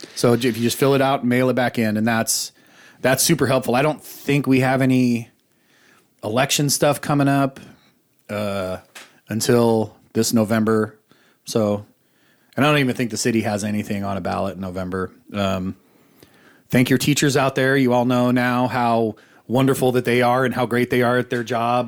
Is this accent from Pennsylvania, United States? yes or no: no; Boise, Idaho, United States; I grew up in Boise, and we had an arcade called Pojo's